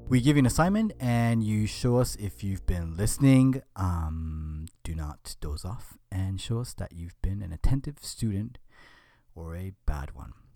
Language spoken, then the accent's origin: English; Japan; moved away; I was in Japan, my home country